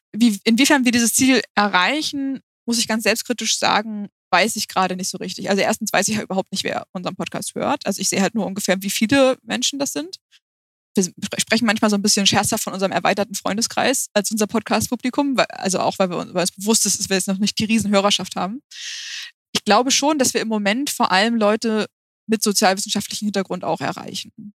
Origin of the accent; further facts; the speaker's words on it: Hamburg, Germany; wir kommen beide aus Hamburg